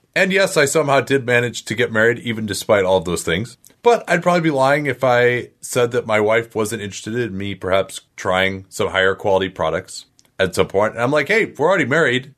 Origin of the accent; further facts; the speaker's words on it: Chicago, Illinois, United States; as a Chicagoan